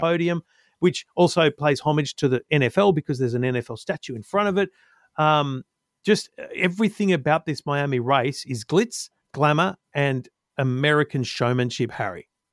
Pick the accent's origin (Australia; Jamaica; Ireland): Australia; as an Aussie